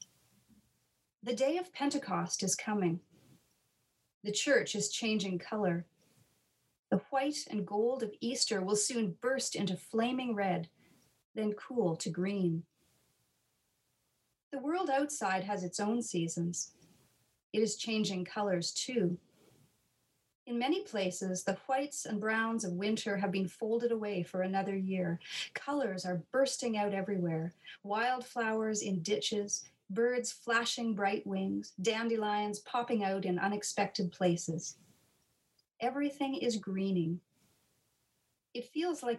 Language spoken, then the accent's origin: English; Nova Scotia, Canada; I grew up in Nova Scotia